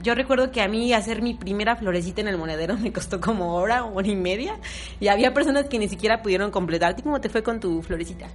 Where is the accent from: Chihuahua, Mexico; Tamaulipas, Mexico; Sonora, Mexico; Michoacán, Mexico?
Michoacán, Mexico; Uruapan; yo que soy de Uruapan, que Uruapan es un municipio de Michoacán